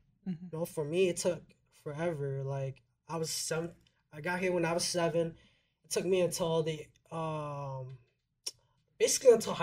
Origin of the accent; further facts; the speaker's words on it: Minnesota, United States; also born or lived in Sacramento, California; We moved up here when I was 7.